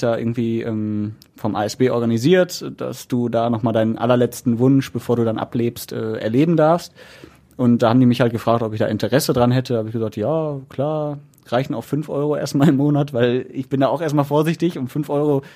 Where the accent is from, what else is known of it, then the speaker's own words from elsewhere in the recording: Essen, North Rhine-Westphalia, Germany; als Essener oder NRW-Typ